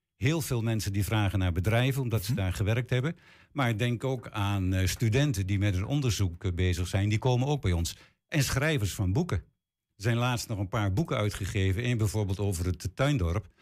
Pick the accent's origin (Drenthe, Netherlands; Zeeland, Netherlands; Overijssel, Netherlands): Overijssel, Netherlands; Hengelo; also born or lived in Lochem; Toen ik acht jaar was, zijn we naar Hengelo eh, gekomen. En eh, ja, sinds die tijd woon ik, woon ik in Hengelo.